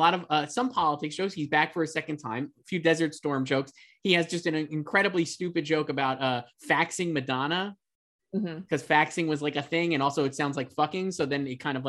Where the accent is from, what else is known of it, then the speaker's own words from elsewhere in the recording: New York, United States; I come from New York. As a little kid, I lived in the projects, and you're the people I watched.